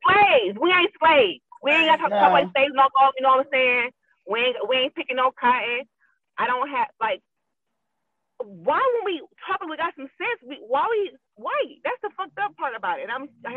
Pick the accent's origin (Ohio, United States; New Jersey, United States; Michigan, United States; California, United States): Ohio, United States; Even growing up in Ohio, people always say I talk white.